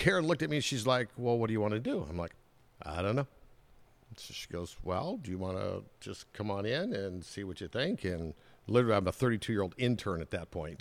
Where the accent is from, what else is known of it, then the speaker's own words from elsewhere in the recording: Anaheim, California, United States; also born or lived in Chicago / Orange County / Minnesota; I was born and raised in Anaheim